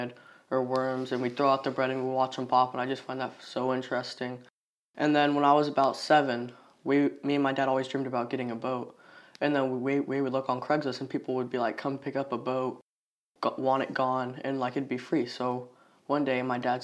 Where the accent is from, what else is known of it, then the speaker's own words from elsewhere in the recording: Orlando, Florida, United States; I grew up in the Orlando, Florida area